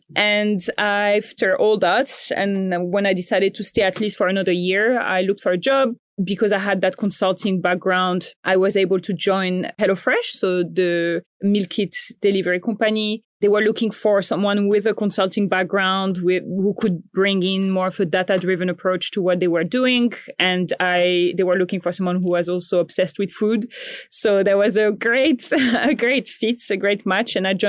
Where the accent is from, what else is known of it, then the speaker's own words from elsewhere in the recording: Morocco; moved away as an adult; also born or lived in Paris, France; now in Australia; I grew up in Morocco and then I studied in France